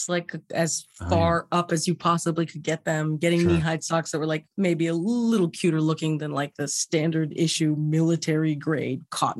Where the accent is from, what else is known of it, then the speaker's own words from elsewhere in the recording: Los Angeles, California, United States; I was born in Cedar Sinai.